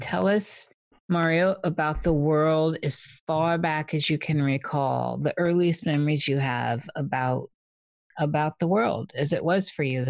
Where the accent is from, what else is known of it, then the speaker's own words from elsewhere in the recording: Midwest, United States; moved away; also born or lived in New Mexico; I'm from the Midwest.